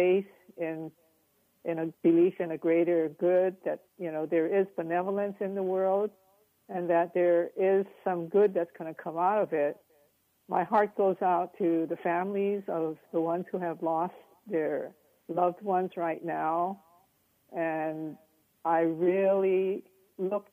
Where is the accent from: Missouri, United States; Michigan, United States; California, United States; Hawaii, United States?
Hawaii, United States; moved away as an adult; now in San Francisco, United States; I'm Asian American, raised in Hawaii